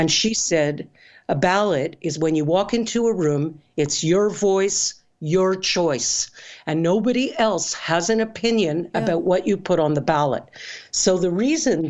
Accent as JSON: {"language": "English", "country": "Canada", "said": "I'm Canadian"}